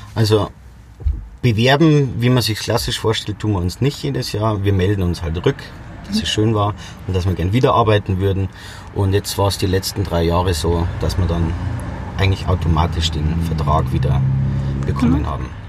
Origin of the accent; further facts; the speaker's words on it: Bad Aibling, Bavaria, Germany; bin aus Rosenheim, genau aus Bad Aibling